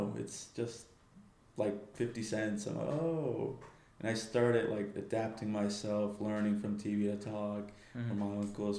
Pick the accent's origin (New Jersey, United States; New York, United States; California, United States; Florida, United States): Florida, United States; also born or lived in Texas, United States; now in Des Moines, United States; I was born in Texas, but I was raised in Florida. But normally, my parents are from Mexico, so I guess you can just call me as a half Mexican and half American